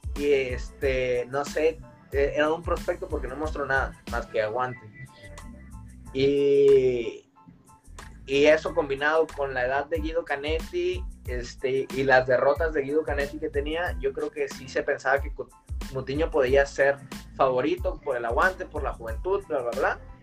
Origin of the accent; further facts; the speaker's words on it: Tijuana, Baja California, Mexico; yo también soy tijuanense, porque Bueno, nací en, nací en Tijuana, pero, toda mi vida en Tijuana.